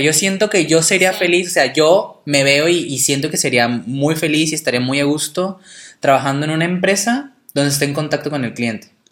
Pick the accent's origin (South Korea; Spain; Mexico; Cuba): Mexico